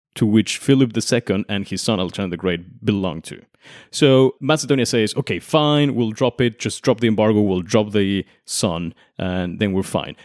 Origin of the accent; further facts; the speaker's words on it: Mexico; I'm from Mexico